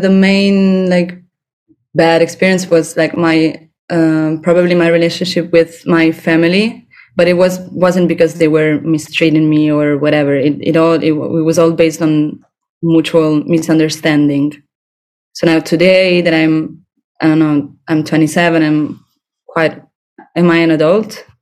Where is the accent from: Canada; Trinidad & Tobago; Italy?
Italy; Rome, Lazio; now in Barcelona, Spain; I'm from Rome